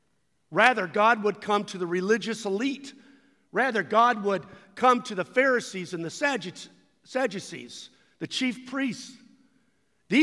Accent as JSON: {"language": "English", "country": "United States"}